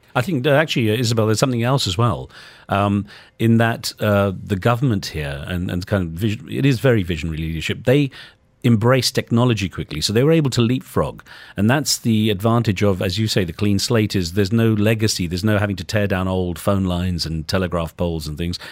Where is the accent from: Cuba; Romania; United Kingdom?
United Kingdom; moved away as an adult; also born or lived in United States; growing up in Britain, for me, Asian was someone like me, South Asian